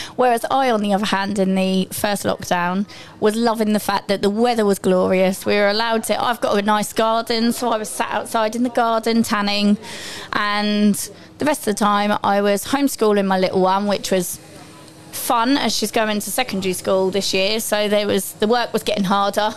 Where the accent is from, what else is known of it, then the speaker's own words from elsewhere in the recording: Essex, East of England, United Kingdom; I'm, I'm from Essex, mine is Mind Health Service